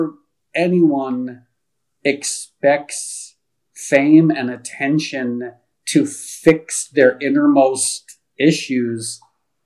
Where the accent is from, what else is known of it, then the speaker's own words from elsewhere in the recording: United States; also born or lived in Connecticut / New York; now in Los Angeles, United States; I grew up in Connecticut and New York